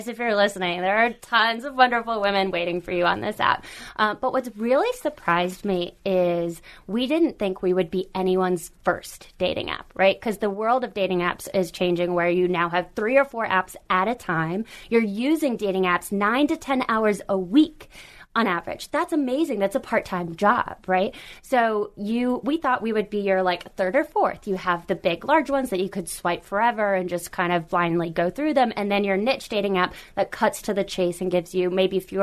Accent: Boston, Massachusetts, United States; now in California, United States; I'm originally from the Boston area

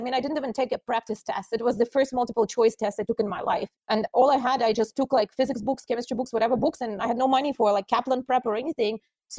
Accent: Russia; And I'm like, oh, I'm from Russia.

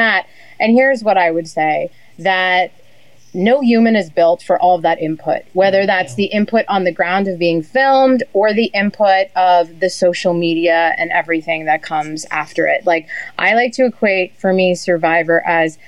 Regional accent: New Hampshire, United States; I used to hang out in my hometown in New Hampshire with the 80-year-olds in the cafe

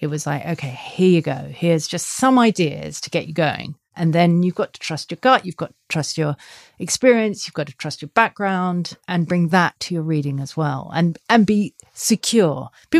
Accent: Australia; And I've always swum, being an Aussie.

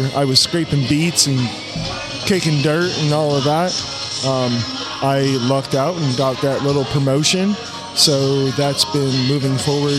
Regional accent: New York, United States; moved away; I'm some dude from New York who lives

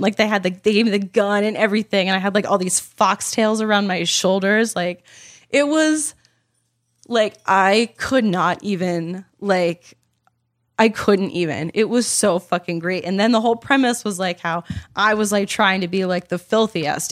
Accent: Baltimore, Maryland, United States; I am from Baltimore. I love that city. It is my heart and soul.

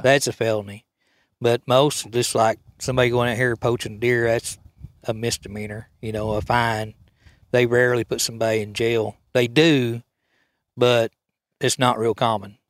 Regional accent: Coal County, Oklahoma, United States; I was raised here in Cope County.

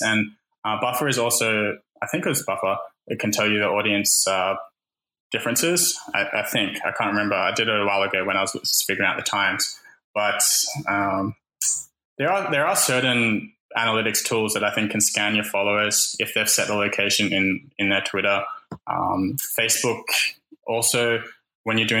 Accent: Australia; even though I'm Australian, I live here

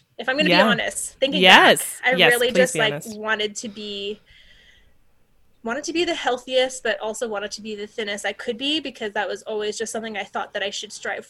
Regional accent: Canada; I'm a Canadian

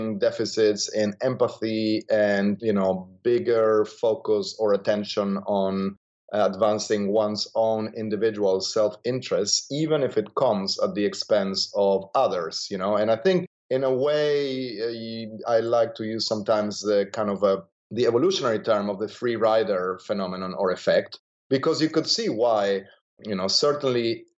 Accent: Argentina; moved away; I grew up in Argentina

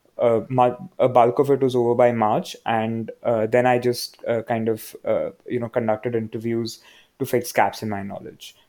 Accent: Mumbai, Maharashtra, India; now in Bangalore, India; I'm from Bombay

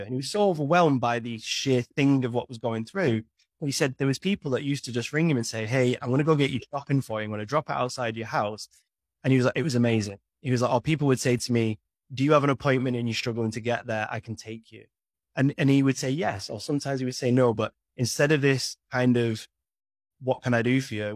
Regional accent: United Kingdom; imagine being British

